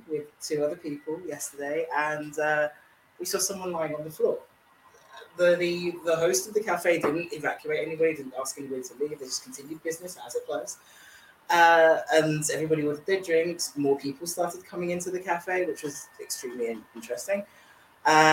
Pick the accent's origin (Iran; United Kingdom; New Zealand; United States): United Kingdom; London; being from London